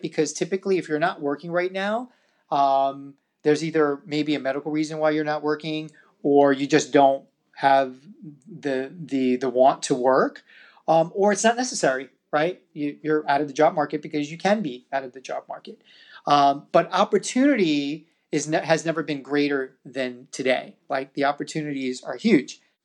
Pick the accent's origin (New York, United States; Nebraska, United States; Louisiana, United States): New York, United States; my hometown of New York.